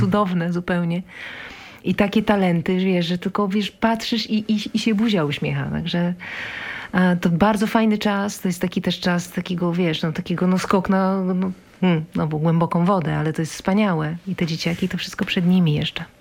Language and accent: Polish; Warsaw, Masovian Voivodeship, Poland; Ja jestem warszawianka